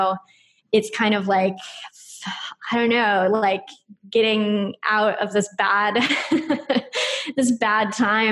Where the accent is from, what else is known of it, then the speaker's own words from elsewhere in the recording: United States; moved away as an adult; now in Brighton, United Kingdom; I'm American and I'm living here in the UK